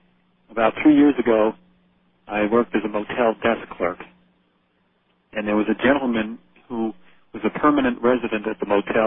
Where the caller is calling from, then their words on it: Wilkes-Barre, Pennsylvania, United States; from Wilkes-Barre, Pennsylvania.